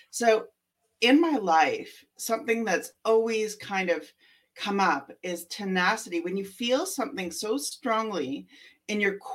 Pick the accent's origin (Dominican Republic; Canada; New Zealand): Canada; And I, I'm from Canada. I've lived in almost every major center in Canada.